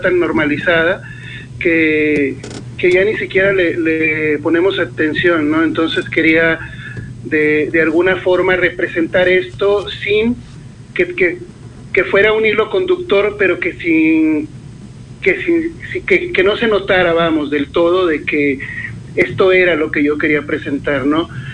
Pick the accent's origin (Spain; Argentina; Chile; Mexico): Mexico; Sonora; moved away as an adult; now in Toluca, Mexico; Yo soy del norte, soy de Sonora. Eh, tengo ya 10 años viviendo acá en Toluca, pero bueno, pasé la, la mayor parte de, de mi vida viviendo en el norte.